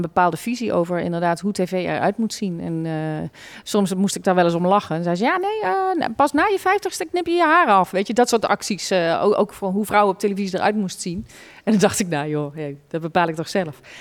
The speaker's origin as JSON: {"language": "Dutch", "town": "Roosendaal", "region": "North Brabant", "country": "Netherlands", "accent": "zachte G", "said": "zachte G horen ze het nog, dat ik uit Brabant kom"}